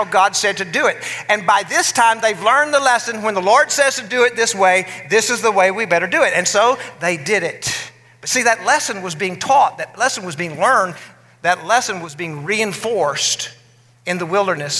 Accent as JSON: {"language": "English", "region": "West Texas", "country": "United States", "tie": "born or raised there", "said": "where I grew up in West Texas"}